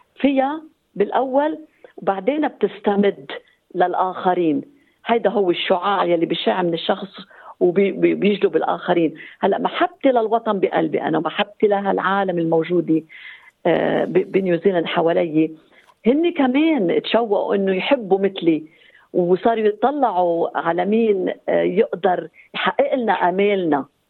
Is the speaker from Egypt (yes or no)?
no; Lebanon; now in New Zealand; وجودنا كلبنانيين هون